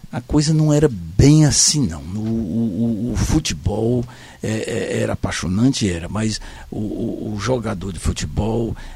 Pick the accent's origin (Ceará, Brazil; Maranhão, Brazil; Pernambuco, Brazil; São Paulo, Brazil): Ceará, Brazil; Fortaleza; also born or lived in Senador Pompeu; Eu, quando vim de Senador Pompeu, eu, que já era Fortaleza, tem uma fotografia minha aos 5 anos de idade, eu com a camisa do Fortalezinha Esporte Clube.